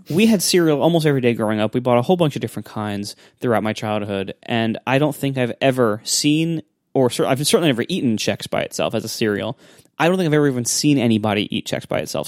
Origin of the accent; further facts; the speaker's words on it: Ohio, United States; I grew up in Ohio